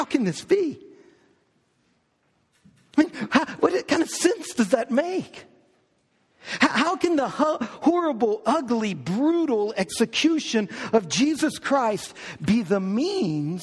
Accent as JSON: {"language": "English", "town": "New Orleans", "region": "Louisiana", "country": "United States", "tie": "born or raised there", "said": "I was born in New Orleans. We were living in New Orleans."}